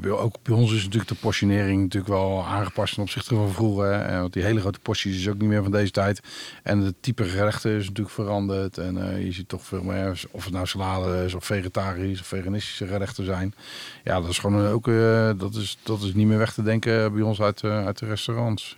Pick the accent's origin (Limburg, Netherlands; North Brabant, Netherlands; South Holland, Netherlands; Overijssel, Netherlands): South Holland, Netherlands; Rotterdam; ik ben op Rotterdam-Zuid geboren.